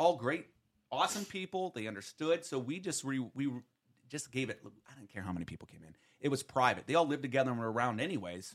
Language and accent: English; Western Pennsylvania, United States; I'm from Western P